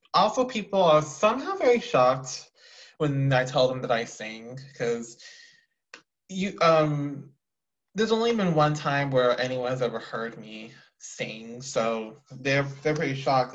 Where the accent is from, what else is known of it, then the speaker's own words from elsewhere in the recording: Texas, United States; I'm from Texas